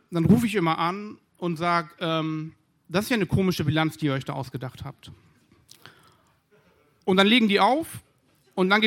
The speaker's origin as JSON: {"language": "German", "region": "Berlin", "country": "Germany", "said": "Denn ich komme ja aus Berlin und hier sind wir im Ruhrgebiet"}